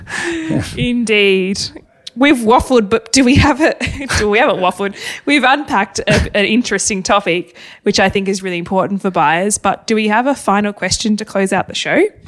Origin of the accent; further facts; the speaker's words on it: Hobart, Tasmania, Australia; moved away; Hobart, my hometown